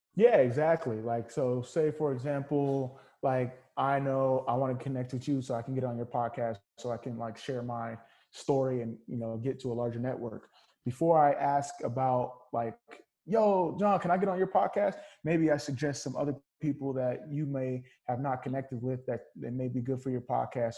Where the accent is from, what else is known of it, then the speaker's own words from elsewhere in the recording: California, United States; I grew up first generation Nigerian American, uh, born and raised in California